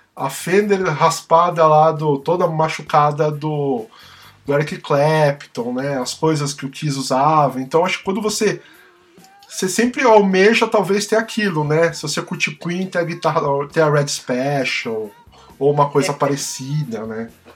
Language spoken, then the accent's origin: Portuguese; São Paulo, Brazil; a gente é paulistano, né?